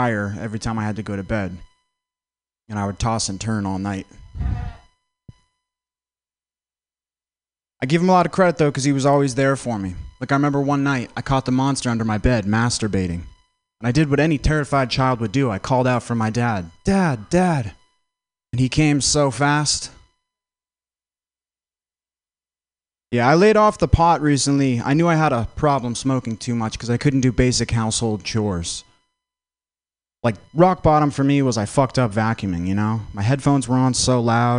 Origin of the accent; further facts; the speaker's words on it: Vermont, United States; I'm from Vermont.